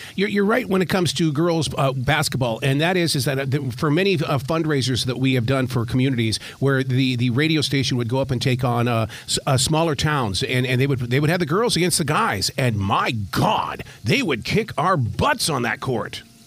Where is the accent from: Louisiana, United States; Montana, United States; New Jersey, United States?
Montana, United States; Billings; growing up in Billings, Montana, playing uh, high school basketball